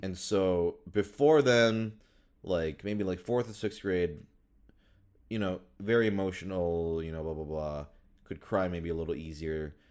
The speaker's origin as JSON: {"language": "English", "region": "Minnesota", "country": "United States", "tie": "born or raised there", "said": "I grew up in Minnesota"}